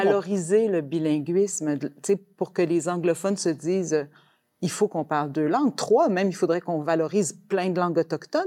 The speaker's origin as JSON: {"language": "French", "region": "Quebec", "country": "Canada", "said": "en tant que Québécoise"}